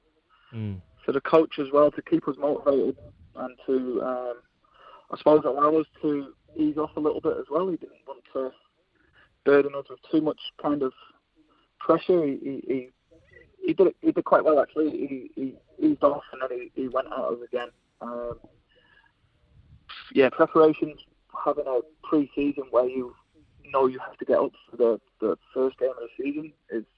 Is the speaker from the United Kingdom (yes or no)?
yes; between Liverpool and Manchester, North West England, United Kingdom; now in New Zealand; We grew up in the UK. We're between Liverpool and Manchester.